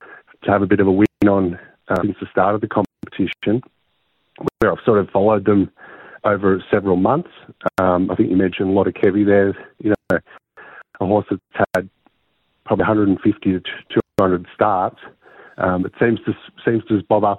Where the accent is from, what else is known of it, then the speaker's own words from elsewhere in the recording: Nagambie, Victoria, Australia; Growing up in Nagambi